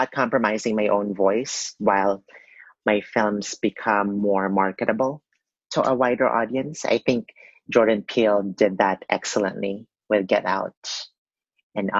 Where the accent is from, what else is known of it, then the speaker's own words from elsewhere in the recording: Philippines; growing up in the Philippines